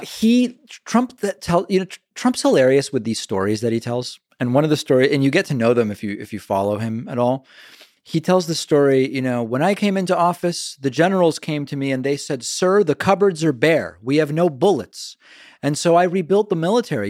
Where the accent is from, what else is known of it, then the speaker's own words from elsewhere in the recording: Argentina; now in United States; I'm from Argentina